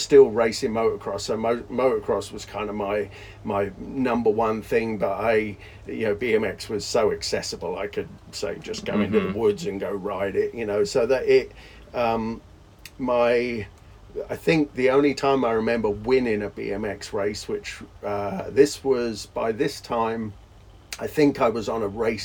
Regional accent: Surrey, South East England, United Kingdom; moved away as an adult; also born or lived in Bedfont, London; I moved from Surrey to, my dad had this great idea of how to get out of paying child support. He would put me in an apartment he had in a really sketchy part of the outskirts of London by Heathrow Airport, a place called Bedfont

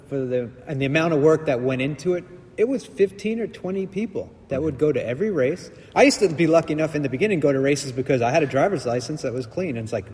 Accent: East Coast, United States; From growing up on the East Coast and racing those NBL Nationals when you were 13 years old

